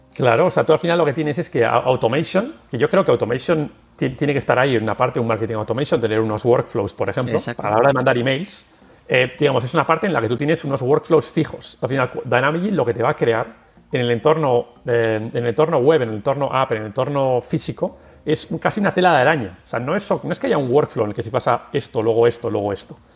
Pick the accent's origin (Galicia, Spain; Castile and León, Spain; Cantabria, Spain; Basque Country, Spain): Basque Country, Spain; San Sebastián; moved away as an adult; also born or lived in Sweden / Brussels; Yo soy de Donostia, de San Sebastián.